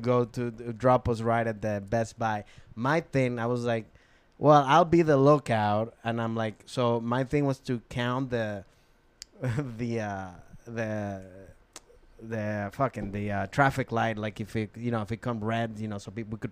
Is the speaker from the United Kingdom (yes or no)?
no; Venezuela; English is a second language; moved away; growing up in Venezuela